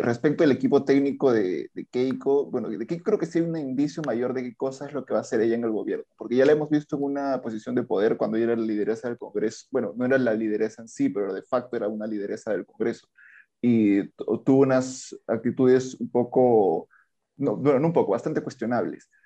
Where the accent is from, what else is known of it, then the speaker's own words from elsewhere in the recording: Andahuaylas, Apurímac, Peru; Yo soy de la Sierra Sur, en realidad de natural de Andahuaylas, toda mi familia es de allá